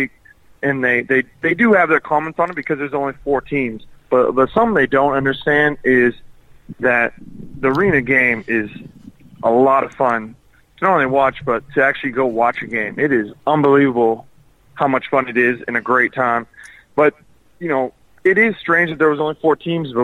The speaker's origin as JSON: {"language": "English", "region": "Texas", "country": "United States", "tie": "born or raised there", "said": "I am from Texas"}